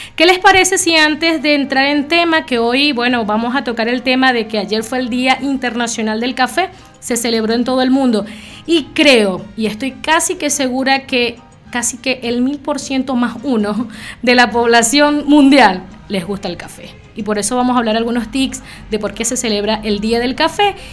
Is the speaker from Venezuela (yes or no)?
yes; Venezuela; somos de un país caribeño, soy venezolana